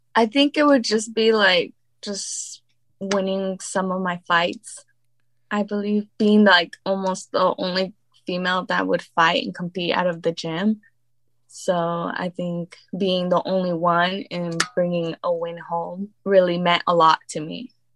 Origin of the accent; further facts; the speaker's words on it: Riverside, California, United States; I was born and raised in California